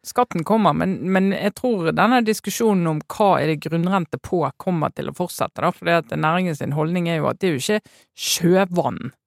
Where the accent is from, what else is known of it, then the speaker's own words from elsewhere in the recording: Western Norway, Norway; jeg kommer fra Vestlandet